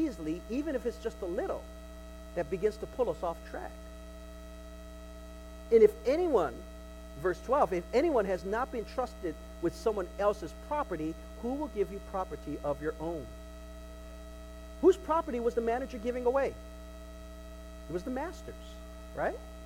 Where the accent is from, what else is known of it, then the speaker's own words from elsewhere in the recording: United States; We're American. We're American